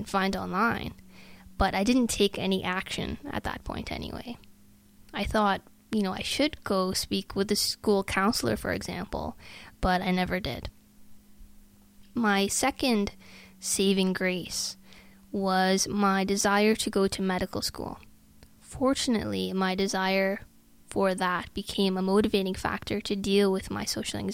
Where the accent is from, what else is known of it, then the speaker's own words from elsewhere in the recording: Sault Ste. Marie, Ontario, Canada; moved away as an adult; also born or lived in Ottawa, Canada; about an 11-hour drive from my hometown to St. Marie